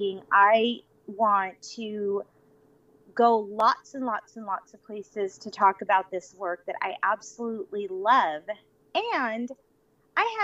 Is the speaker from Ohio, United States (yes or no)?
no; Los Angeles, California, United States; moved away as an adult; also born or lived in Las Vegas; I grew up in LA, Orange County, very, very familiar with it